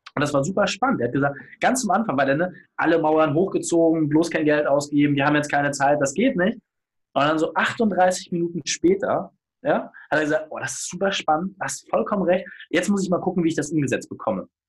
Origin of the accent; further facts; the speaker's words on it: Hamburg, Germany; als Hamburger